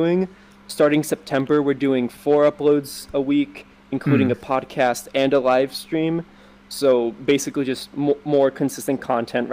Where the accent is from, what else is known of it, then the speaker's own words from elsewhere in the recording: United States; I'm from America